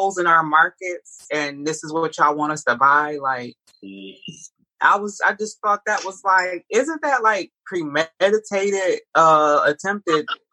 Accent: Detroit, Michigan, United States; I'm a native Detroiter. I was born and raised in Detroit, Michigan

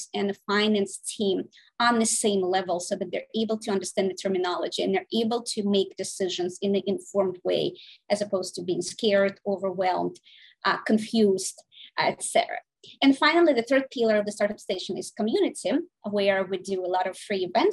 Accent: Saint Petersburg, Russia; now in United States; I was born in St. Petersburg, Russia. I came here in 1996

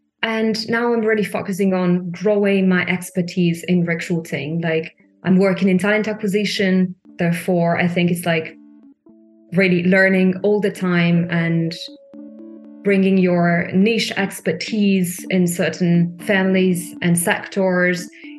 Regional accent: Italy; moved away as an adult; also born or lived in Milan; now in Germany; I'm from Italy

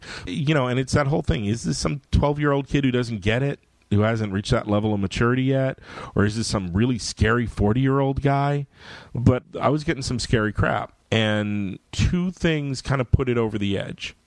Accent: United States; I'm an American

